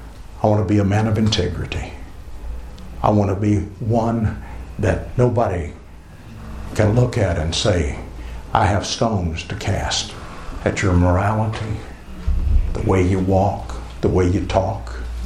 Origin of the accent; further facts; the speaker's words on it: United States; accent: American English; it's my American English ears rather than anybody's accent, because, I don't have an accent.